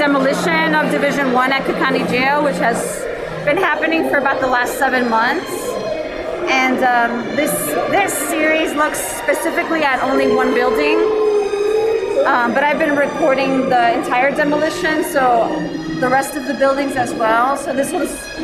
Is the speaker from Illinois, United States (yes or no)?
yes; Chicago, Illinois, United States; I'm an artist from Little Village